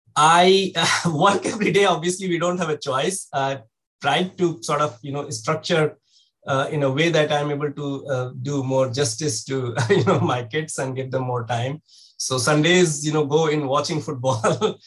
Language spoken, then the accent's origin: English; India; moved away; growing up in India